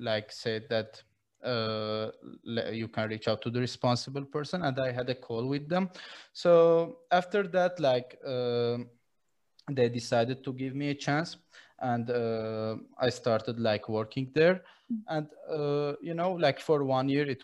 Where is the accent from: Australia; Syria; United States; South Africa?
Syria; moved away as an adult; now in Armenia; I was born in Syria in 2004, created to Armenia because of the war in Syria